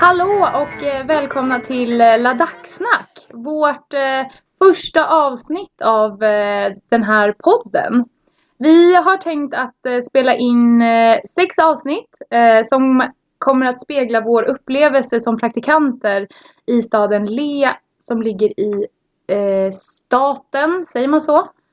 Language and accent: Swedish; a small village outside Norrtälje, Stockholm County, Sweden; kommer från eh, en liten by utanför Norrtälje